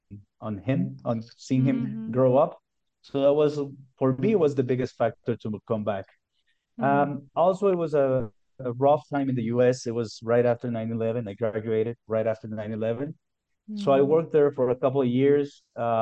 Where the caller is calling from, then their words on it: Cayambe, Pichincha, Ecuador; I'm calling you from Cayambe, Ecuador. We're actually at the foothills of a snow-capped volcano, and it's 2,800 meters above sea level, so we're pretty high up in the mountains.